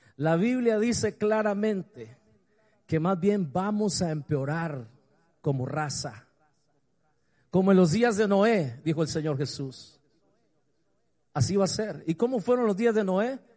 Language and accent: Spanish; Montelimar, Managua, Nicaragua; also born or lived in San Rafael del Sur, Nicaragua / Honduras; de toda mi infancia. Y comencé a pensar allá en Montelimar